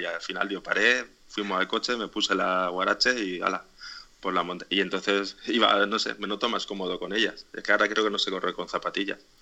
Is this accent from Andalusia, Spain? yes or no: no; Alicante, Valencian Community, Spain; soy de Alicante